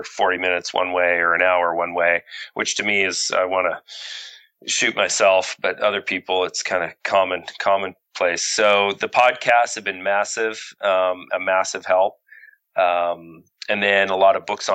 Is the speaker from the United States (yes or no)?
no; Canada; being grown up in Canada